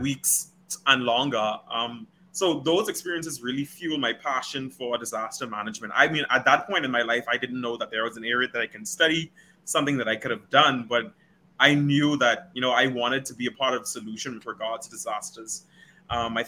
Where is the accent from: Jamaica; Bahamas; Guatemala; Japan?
Bahamas; Holmes Rock, Grand Bahama; moved away as an adult; also born or lived in Barbados; now in North Dakota, United States; I'm from Holmes Rock, Grand Bahama